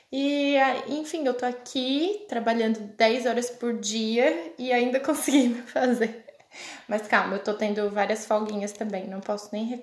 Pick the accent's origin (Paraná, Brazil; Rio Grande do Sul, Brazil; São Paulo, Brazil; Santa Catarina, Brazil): Santa Catarina, Brazil; Cocal do Sul; now in Oxford, United Kingdom; E eu não sou de Criciúma, fake, mas eu sou de Cocal, Cocal do Sul, do ladinho de Criciúma. Quem conhece sabe, né? E eu tenho 28 anos também, faço 29 em abril.